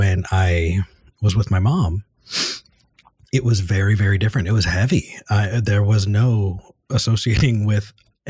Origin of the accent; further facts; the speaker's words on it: Ventura County, Southern California, United States; moved away as an adult; also born or lived in Texas; now in Austin, United States; I grew up in Southern California in a Ventura County.